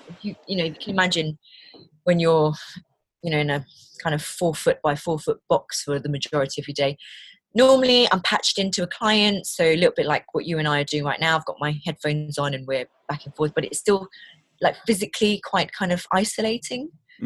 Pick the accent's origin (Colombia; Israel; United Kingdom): United Kingdom; London; also born or lived in Malaysia; now in Leicestershire, United Kingdom; I'm from London. My family are originally from Malaysia. I've got two kids. We now live in Leicestershire